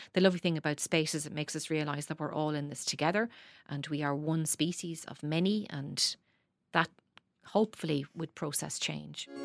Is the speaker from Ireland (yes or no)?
yes; Dundalk, Leinster, Ireland; I grew up in Dundalk